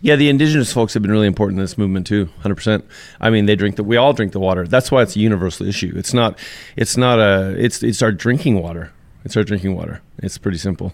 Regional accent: Alberta, Canada; I'm sixth generation Albertan

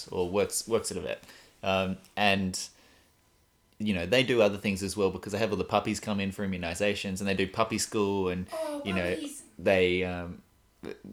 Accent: Adelaide, South Australia, Australia; as someone growing up in Adelaide

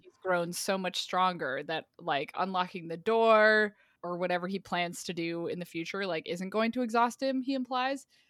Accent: Quebec, Canada; moved away; I grew up in Quebec.

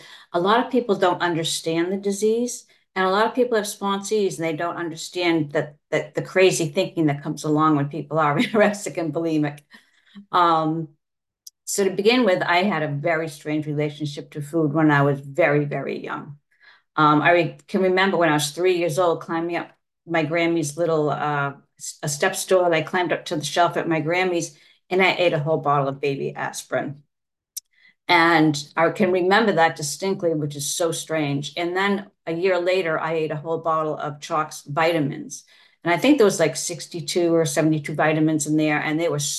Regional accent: Massachusetts, United States; I'm from Massachusetts

